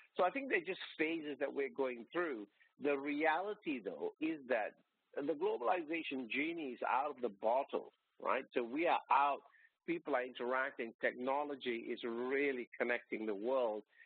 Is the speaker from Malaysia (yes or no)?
yes; Malaysia; moved away as an adult; now in Australia; I was born and brought up in Malaysia and came out to Australia as a student.